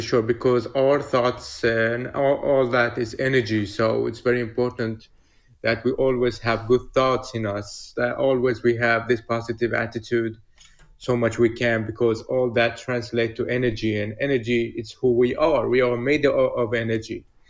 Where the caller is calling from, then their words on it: Stockholm, Stockholm County, Sweden; I'm calling from Stockholm, Sweden.